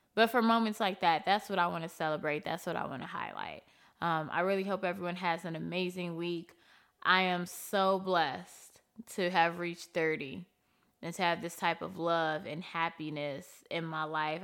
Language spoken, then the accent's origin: English; United States; I don't feel American until I leave America